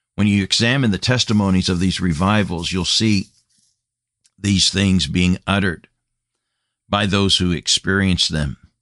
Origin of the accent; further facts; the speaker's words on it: United States; moved away as an adult; Came back to my home land after being a missionary for a number of years and burdened for my home country, my home nation